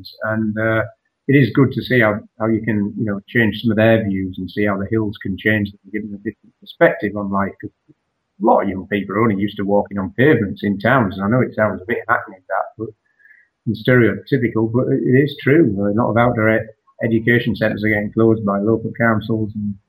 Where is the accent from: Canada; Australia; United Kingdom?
United Kingdom; Northallerton, Yorkshire and the Humber; I'm from North Allerton